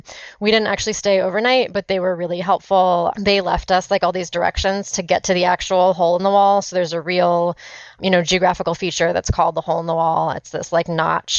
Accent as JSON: {"language": "English", "region": "California", "country": "United States", "said": "I'm from California"}